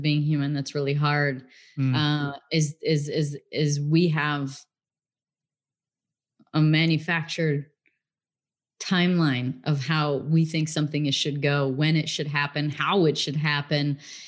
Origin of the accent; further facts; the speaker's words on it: Illinois, United States; also born or lived in England; I grew up in the Midwest in Illinois, in America. And then I went to England when I was 16 for 3 years, came back when I was 19